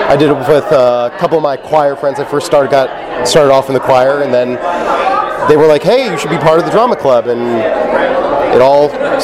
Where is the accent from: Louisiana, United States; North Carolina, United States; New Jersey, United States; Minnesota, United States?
New Jersey, United States; I'm originally from New Jersey. I came here to Laguna Beach last year